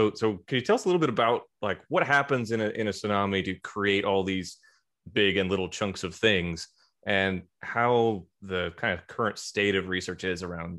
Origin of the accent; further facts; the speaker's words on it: Midwest, United States; I'm being from the Midwest my whole life